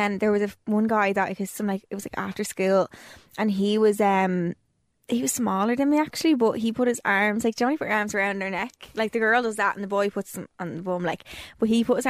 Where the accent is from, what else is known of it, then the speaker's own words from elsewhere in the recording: Dublin, Leinster, Ireland; Temple Oak.